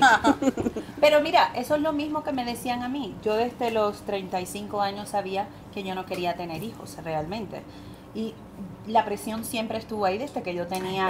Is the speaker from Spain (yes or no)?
no; Puerto Rico; yo soy puertorriqueña latina.